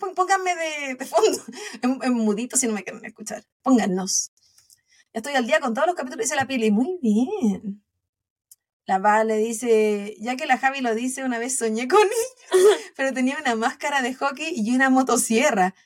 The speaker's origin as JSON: {"language": "Spanish", "country": "Chile", "moved": "yes", "lives_now": "United States", "said": "como buena chilena"}